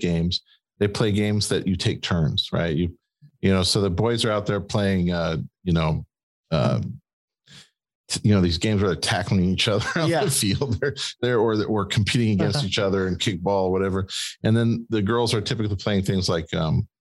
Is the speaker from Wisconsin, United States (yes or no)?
yes; Green Bay, Wisconsin, United States; We're from Green Bay